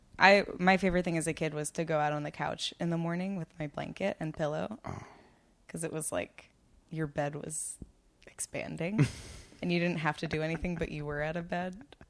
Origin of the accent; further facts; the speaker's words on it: Massapequa, New York, United States; I'm from Long Island.